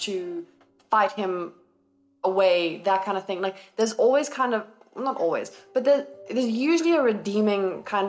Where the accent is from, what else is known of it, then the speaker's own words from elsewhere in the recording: South Africa; we are South African.